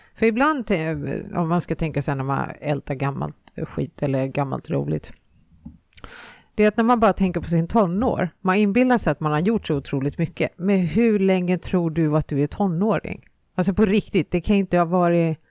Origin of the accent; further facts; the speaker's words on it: Finland; moved away; jag är från Finland